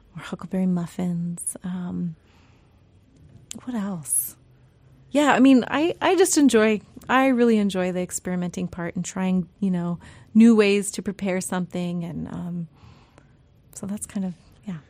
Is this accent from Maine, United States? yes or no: no; Yakutat, Alaska, United States; now in Sitka, United States; growing up in Yakutat